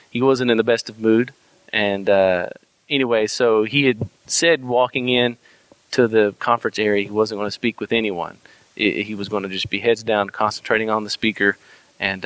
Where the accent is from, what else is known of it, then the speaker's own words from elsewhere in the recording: United States; accent: Texan and Arkansas; also born or lived in Texas / Arkansas; my Texan and my Arkansas accent